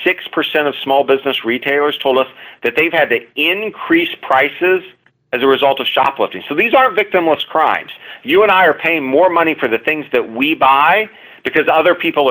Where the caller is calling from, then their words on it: Washington, District of Columbia, United States; I'm joining you from Washington, D.C., got a big train station a couple blocks from the Capitol.